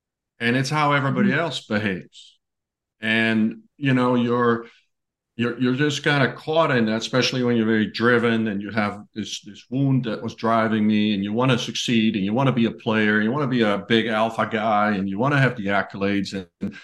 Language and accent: English; Netherlands; moved away as an adult; now in United States; I grew up in Holland